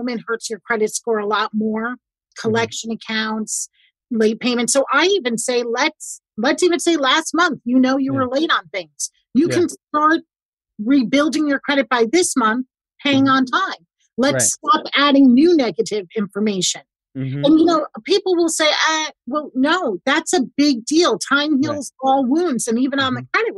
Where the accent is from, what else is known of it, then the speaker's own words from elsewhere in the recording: New York, United States; I'm a New Yorker